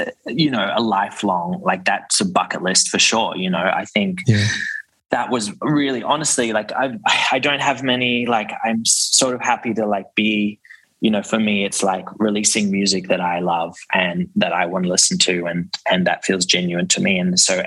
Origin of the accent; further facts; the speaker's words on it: Brisbane, Queensland, Australia; now in Sydney, Australia; I grew up in Brisbane, and then my parents just basically signed me up to our local club, which was in Brisbane and in New Farm